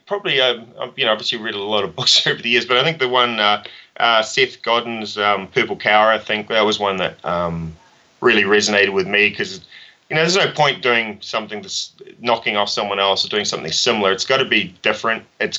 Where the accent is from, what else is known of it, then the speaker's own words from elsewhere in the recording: New Zealand; when I grew up in New Zealand, you know, starting your own business, at least for me, was not even, you know, it was get a job